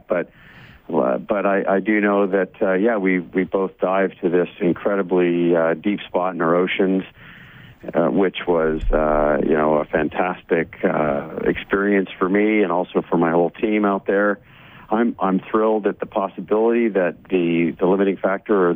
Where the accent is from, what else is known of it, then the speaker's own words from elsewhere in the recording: Ottawa, Ontario, Canada; also born or lived in Barbados; I grew up in Ottawa